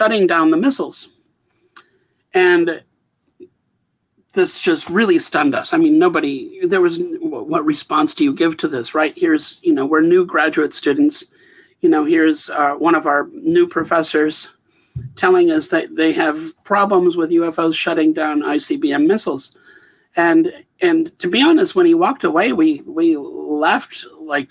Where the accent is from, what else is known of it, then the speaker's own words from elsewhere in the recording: Wisconsin, United States; moved away as an adult; also born or lived in Bozeman, Montana; I come from Wisconsin originally.